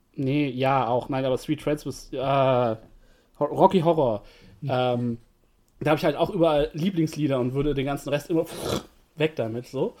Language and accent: German; Germany; als Deutscher